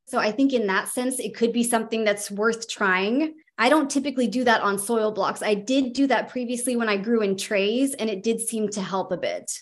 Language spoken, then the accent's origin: English; California, United States; now in Virginia, United States; I'm actually from California